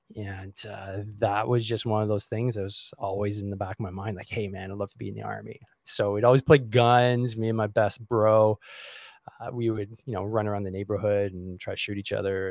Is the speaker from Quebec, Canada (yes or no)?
yes; Montreal, Quebec, Canada; I grew up in uh, Montreal. I still am in Montreal